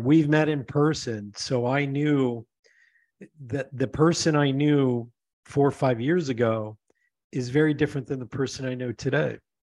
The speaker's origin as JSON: {"language": "English", "region": "Pennsylvania", "country": "United States", "tie": "born or raised there", "also_born_or_lived": "Denver", "moved": "yes", "said": "I grew up in Pennsylvania"}